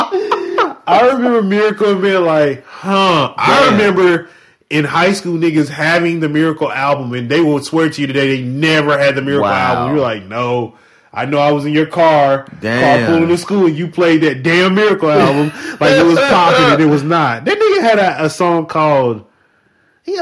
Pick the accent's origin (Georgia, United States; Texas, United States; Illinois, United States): Georgia, United States; Atlanta; I'm from Atlanta